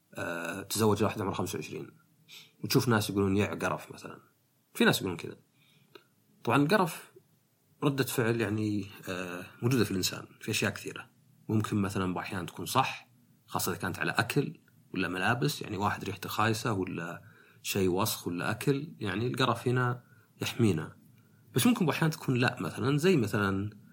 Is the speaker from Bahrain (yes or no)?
no; Saudi Arabia; عندنا في السعوديه